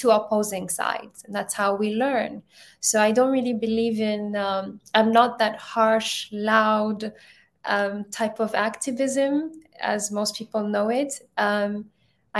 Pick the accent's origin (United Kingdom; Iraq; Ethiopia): Ethiopia; also born or lived in Europe; now in United States; I'm originally from Ethiopia